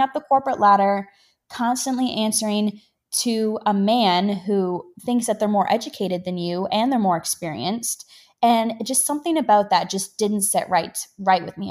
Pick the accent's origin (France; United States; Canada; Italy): Canada; being a Canadian